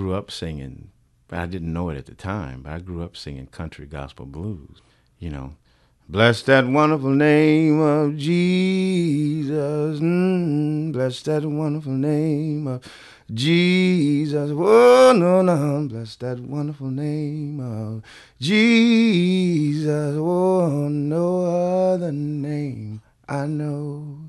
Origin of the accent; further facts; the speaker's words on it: Bakersfield, California, United States; back in my time in Bakersfield, communities probably were separated pretty well by the railroad tracks.